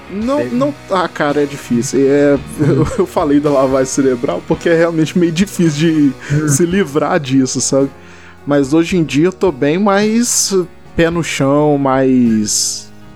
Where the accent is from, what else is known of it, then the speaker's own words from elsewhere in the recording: Belo Horizonte, Minas Gerais, Brazil; eu sou daqui de BH, que eu sou de Minas